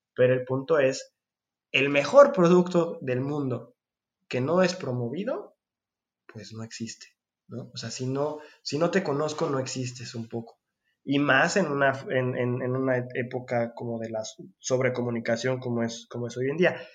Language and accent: Spanish; Mexico; moved away; soy mexicano